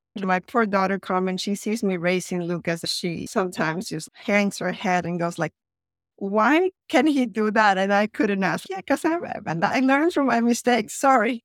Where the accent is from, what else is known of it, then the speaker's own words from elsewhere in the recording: Caracas, Capital District, Venezuela; English is a second language; moved away as an adult; also born or lived in San Francisco / Florence / Los Angeles / Miami; now in Copenhagen, Denmark; I was born in Venezuela, actually, in Caracas, Venezuela, a long time ago, and I lived there until I was around eighteen years old, and then I moved to the U S for college